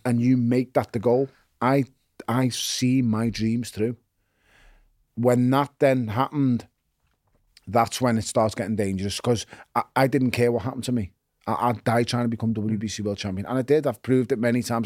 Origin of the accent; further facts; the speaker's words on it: Liverpool, North West England, United Kingdom; also born or lived in Toxteth; I was born in Toxteth, I was raised in Wavertree